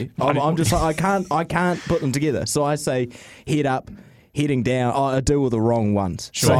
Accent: Auckland, New Zealand; they knew straight away that I was from Auckland.

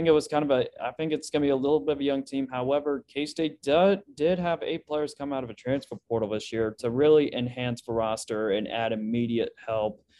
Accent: Lawrence, Kansas, United States; Actually, ironically, I was born in Lawrence.

